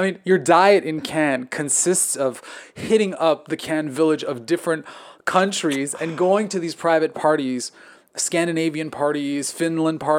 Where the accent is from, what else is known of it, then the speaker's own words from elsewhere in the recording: Quebec, Canada; we talked about being Canadian, okay, growing right, up in the same part of Canada in Quebec.